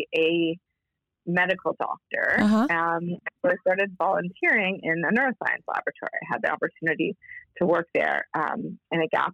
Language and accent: English; Toronto, Ontario, Canada; I was born in Toronto